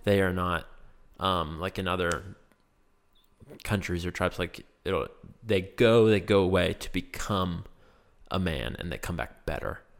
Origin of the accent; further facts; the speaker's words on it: Laurel Highlands, Pennsylvania, United States; it is my hometown and where I've always grown up.